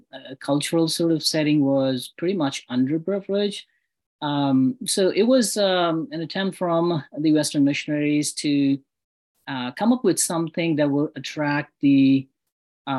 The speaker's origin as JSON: {"language": "English", "town": "Karachi", "region": "Sindh", "country": "Pakistan", "tie": "born or raised there", "also_born_or_lived": "United Kingdom", "moved": "as an adult", "lives_now": "United States", "said": "I was born in Pakistan, Karachi, the largest city in Pakistan"}